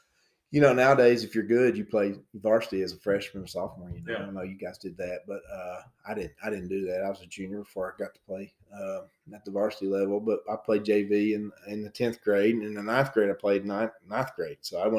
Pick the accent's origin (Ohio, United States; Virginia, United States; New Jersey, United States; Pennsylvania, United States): Virginia, United States; Hiltons; I grew up in a little place called Hilton's, Virginia. It's between Bristol and Gate City.